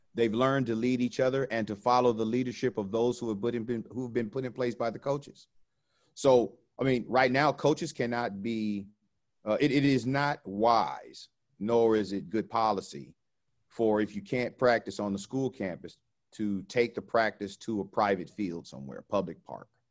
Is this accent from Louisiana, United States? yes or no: no; Orange County, California, United States; I grew up in the ghetto of Orange County